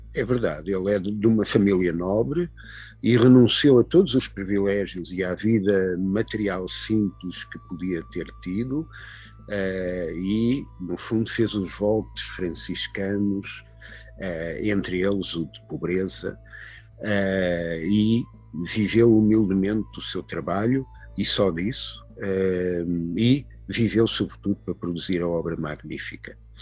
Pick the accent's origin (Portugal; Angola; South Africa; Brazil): Portugal; eu sou português